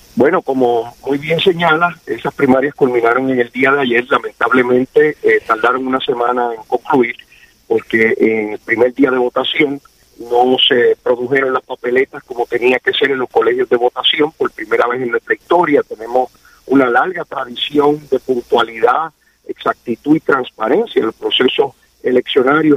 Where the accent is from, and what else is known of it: Puerto Rico